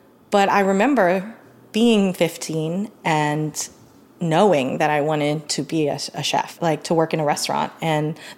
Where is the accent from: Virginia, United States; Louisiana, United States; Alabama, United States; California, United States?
Louisiana, United States; New Orleans; moved away as an adult; also born or lived in Portland; now in New Orleans, United States; I grew up in New Orleans East, but most people in my neighborhood were not Vietnamese.